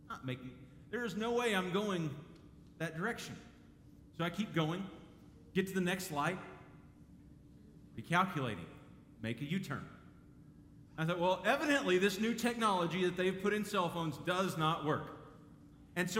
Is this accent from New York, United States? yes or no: no; Dallas, Texas, United States; I grew up in Dallas